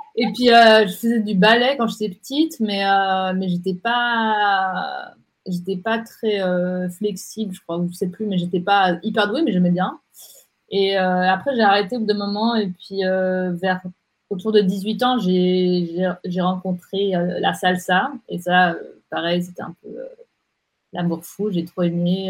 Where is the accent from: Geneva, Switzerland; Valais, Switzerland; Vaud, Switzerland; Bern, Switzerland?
Geneva, Switzerland; moved away as an adult; now in Zurich, Switzerland; je, suis née à, Genève. du coup, d'une maman suisse-allemande et puis d'un papa tunisien